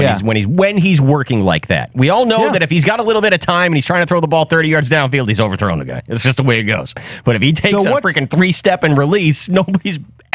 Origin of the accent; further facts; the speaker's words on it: Worcester, Massachusetts, United States; Calling the cops is Worcester, and that's where I grew up. I grew up in Worcester.